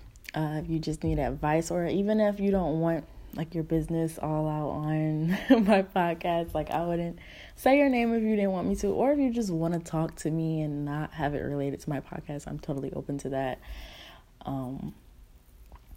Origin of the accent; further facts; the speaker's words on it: Newark, New Jersey, United States; moved away as an adult; now in Alabama, United States; where I'm from Newark, New Jersey, born and raised